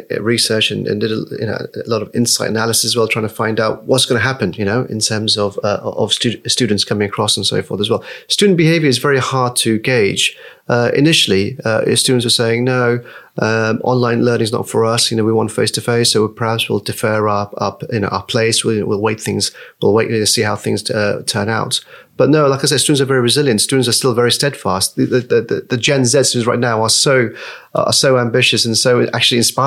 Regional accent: Nepal; also born or lived in Malaysia; now in United Kingdom; for us as Nepalese, you know, we're Nepalese first and foremost, but we know we're living in the UK world

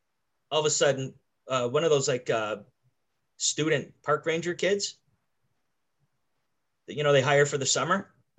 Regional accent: Canada; I'm from Canada.

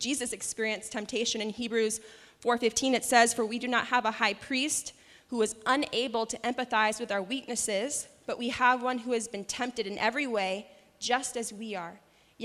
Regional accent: New Hampshire, United States; moved away; I'm from New Hampshire, and freshwater fishing is a common hobby there

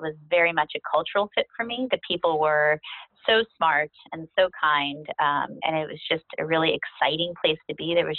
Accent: Southern California, United States; moved away as an adult; also born or lived in Boston; I grew up in Southern California

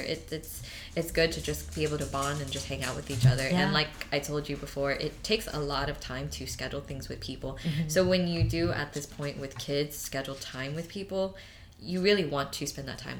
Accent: Texas, United States; I'm from Texas

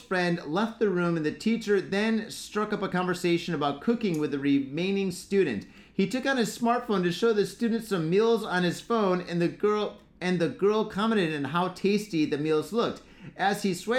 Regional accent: United States; now in Japan; we're American

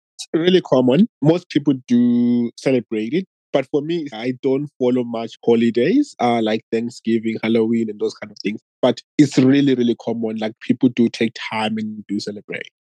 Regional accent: Zimbabwe; now in Australia; I'm from Zimbabwe, but I live in Australia.

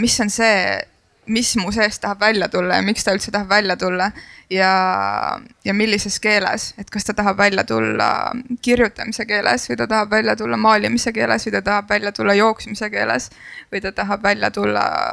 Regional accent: Kunda, Lääne-Viru County, Estonia; ma olen pärit Kundast, mis nagu on räpi sünonüüm

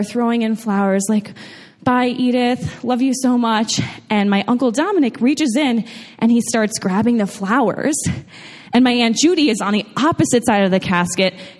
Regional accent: New York, United States; moved away; I'm originally from New York

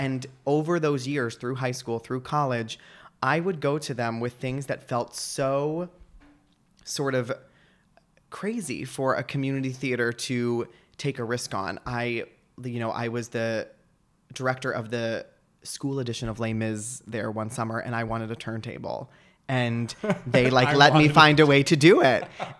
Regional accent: Hillsborough, New Jersey, United States; It's in Somerset, New Jersey. Okay. I grew up in Hillsboro, which is like the next town over.

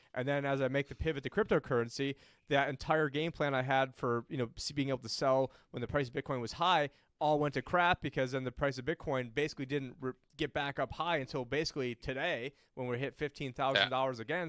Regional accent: New York, United States; I'm originally from New York

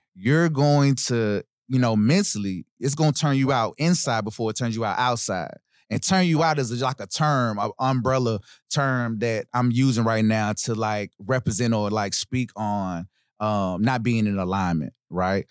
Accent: Nashville, Tennessee, United States; Born and raised in Nashville, Tennessee. Um, I'm from East Nashville

